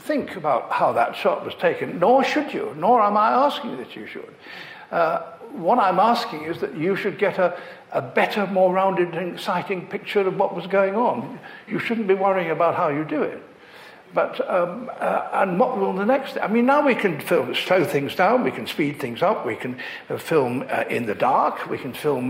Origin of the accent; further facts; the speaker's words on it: Leicester, East Midlands, United Kingdom; I grew up in Leicester